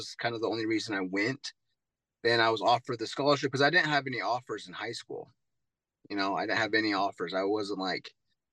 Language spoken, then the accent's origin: English; Ogden, Utah, United States; moved away; also born or lived in Texas; I was born and raised in Ogden, Utah.